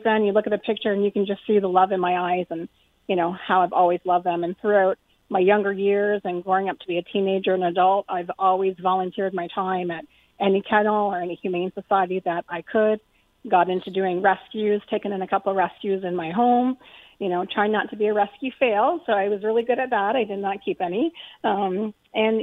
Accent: Burlington, Ontario, Canada; moved away as an adult; also born or lived in Welland, Ontario; now in Stevensville, Canada; I'm from the Burlington area. I've been in Burlington for over 40 years.

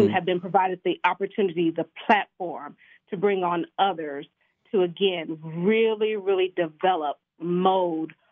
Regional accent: Kansas City, Missouri, United States; I was born and raised in Kansas City, Missouri

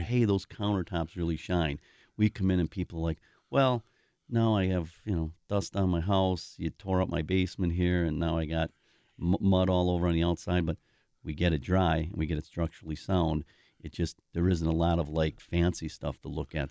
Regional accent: Milwaukee, Wisconsin, United States; I grew up in the South Side.

